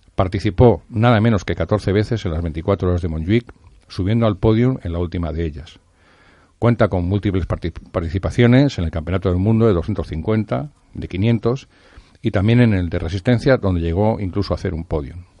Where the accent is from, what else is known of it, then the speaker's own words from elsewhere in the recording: Madrid, Community of Madrid, Spain; moved away; also born or lived in Barcelona; Yo también soy de Madrid, pero en este caso, esa época me tocó vivirla en Barcelona